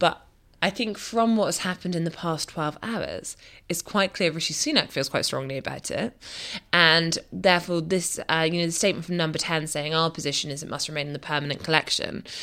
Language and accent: English; Scotland, United Kingdom; Scotland's safest seat and my hometown.